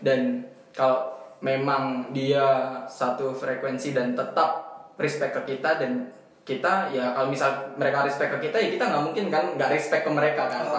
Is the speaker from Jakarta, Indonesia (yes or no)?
no; East Java, Indonesia; accent: medok; saya emang dari Jawa sama-sama uh, dari Jawa Timur gitu sama Mbak Aldwin